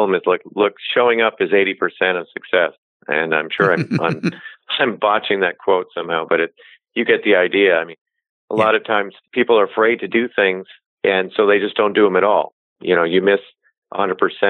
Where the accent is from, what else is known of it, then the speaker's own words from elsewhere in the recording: Connecticut, United States; moved away as an adult; now in Bay Area, United States; We grew up in Connecticut.